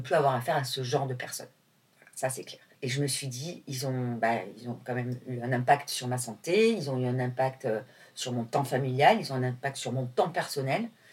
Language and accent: French; Nîmes, Occitania, France; moved away as an adult; also born or lived in Marseille; now in Paris, France; je suis pas parisienne, j'habite à Paris, mais euh, je suis née à Nîmes, où j'ai passé toute mon enfance.